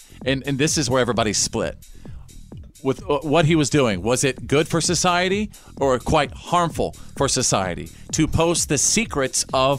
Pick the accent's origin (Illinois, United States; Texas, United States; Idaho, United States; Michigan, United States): Texas, United States; Bowie; I grew up in Little Bowie, Texas. That's North Texas.